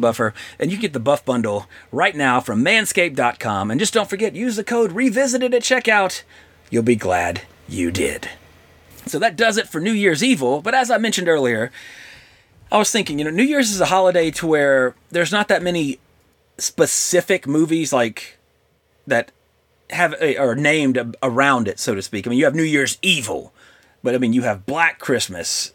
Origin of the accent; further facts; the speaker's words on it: Louisiana, United States; moved away; I'm from Louisiana.